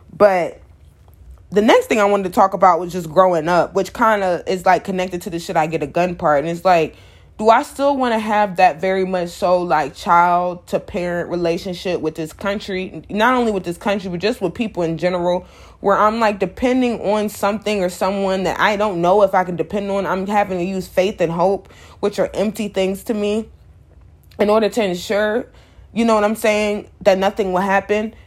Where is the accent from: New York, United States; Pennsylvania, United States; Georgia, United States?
Georgia, United States; Atlanta; I'm from Atlanta